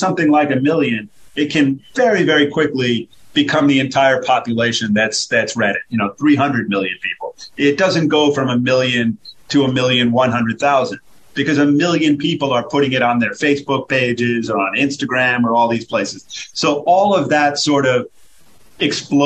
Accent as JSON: {"language": "English", "country": "United States", "said": "as an American"}